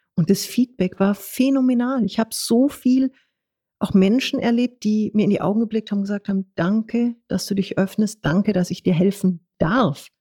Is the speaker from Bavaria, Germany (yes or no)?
yes; Munich, Bavaria, Germany; bin geborenes Münchner Kindel